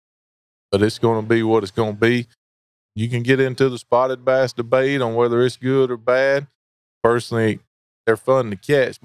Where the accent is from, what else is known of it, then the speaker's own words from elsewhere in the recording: Blacksburg, South Carolina, United States; I'm from Blacksburg, South Carolina, but I live right on the North South Carolina line